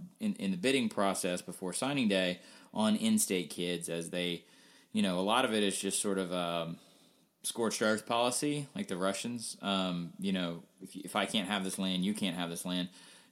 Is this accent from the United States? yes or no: yes; the South, United States; also born or lived in Washington, D.C.; being a Southerner but not being a Mississippian, and then being a displaced Southerner for most of my life because I spent a long time in D.C. My family moved around a lot.